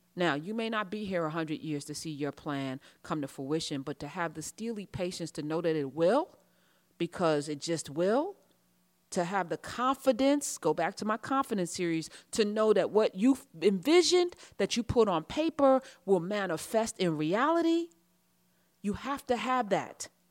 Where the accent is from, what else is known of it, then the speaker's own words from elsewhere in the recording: United States; I'm American